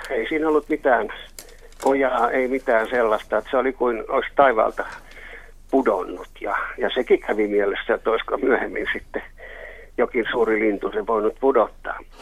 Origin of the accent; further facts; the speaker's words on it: Helsinki, Uusimaa, Finland; also born or lived in Karjalohja; olen helsinkiläinen